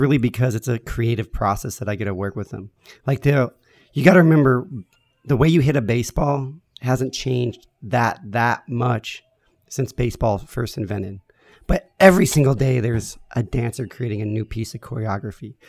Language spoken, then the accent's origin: English; San Diego, California, United States; I grew up here